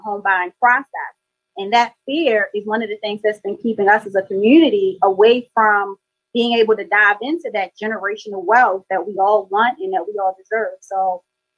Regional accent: Baltimore, Maryland, United States; We're actually both from Baltimore, Maryland, born and raised. I'm from East Side

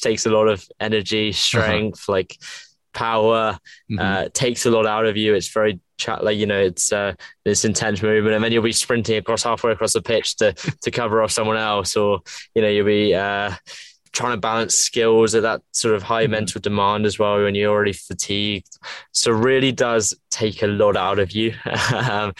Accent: England, United Kingdom; If you can tell by my accent, I'm from England. Grew up a rugby player in England.

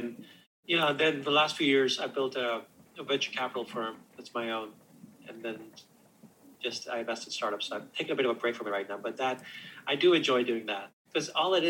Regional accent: outside of New York City, United States; moved away as an adult; also born or lived in Silicon Valley; we grew up outside of New York City

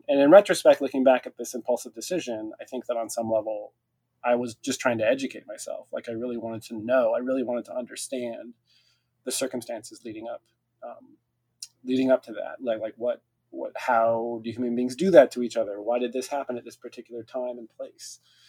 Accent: California, United States; also born or lived in Montana, United States; I grew up on the West Coast in California. I grew till the age of 10 in Montana, and then junior high and high school was in California in the Bay Area.

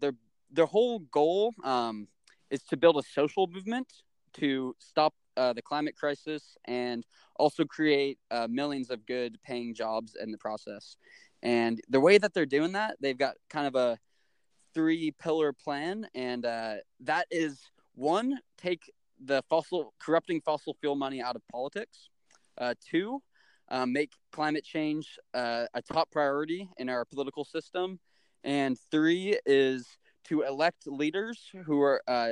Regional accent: Atlanta, Georgia, United States; moved away as an adult; now in Missoula, United States; I grew up in Atlanta, Georgia

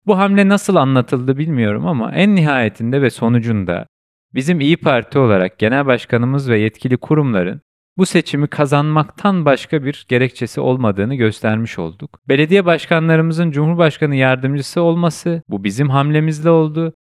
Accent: Kahramanmaraş, Turkey; now in Istanbul, Turkey; Ben Kahramanmaraşlıyım. Kahramanmaraş'ta depremi yaşamış bir vatandaşım.

